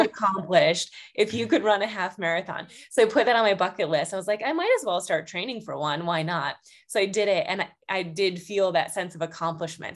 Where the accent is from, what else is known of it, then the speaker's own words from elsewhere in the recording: Buffalo, New York, United States; moved away as an adult; also born or lived in Boston, Massachusetts; recently, right before COVID, actually, moved back to my hometown near Buffalo